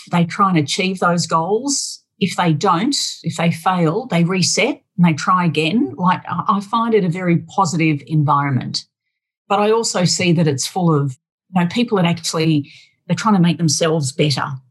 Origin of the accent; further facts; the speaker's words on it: Australia; also born or lived in Sydney; I'm Australian